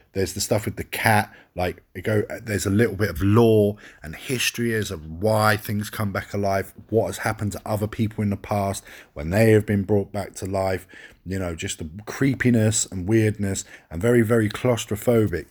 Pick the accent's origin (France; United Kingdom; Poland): United Kingdom; England; I'm English.